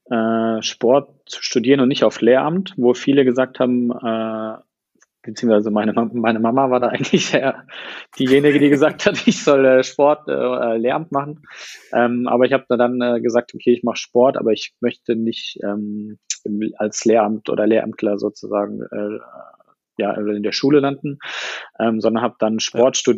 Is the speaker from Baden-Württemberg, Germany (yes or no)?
yes; Heidelberg, Baden-Württemberg, Germany; ähm, ich komme aus Heidelberg, bin ja jetzt im Januar 31 geworden